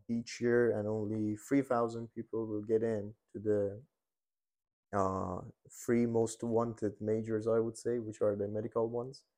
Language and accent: English; Iran; moved away as an adult; now in Hungary; I was born and raised in Iran